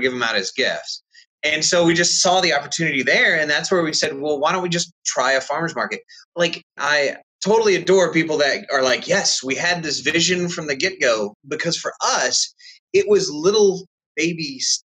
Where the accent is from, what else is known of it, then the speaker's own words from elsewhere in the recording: Texas, United States; now in Indiana, United States; we're originally from Texas, and my whole family's been there for generations and generations